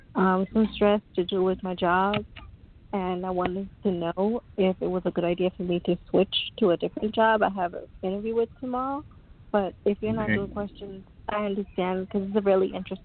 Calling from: New York, United States; I'm calling from New York.

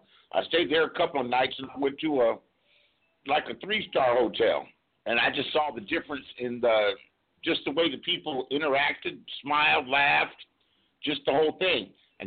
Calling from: California, United States; I'm calling you from California, USA.

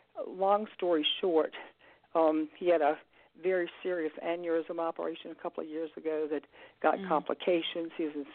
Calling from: Virginia, United States; from Virginia.

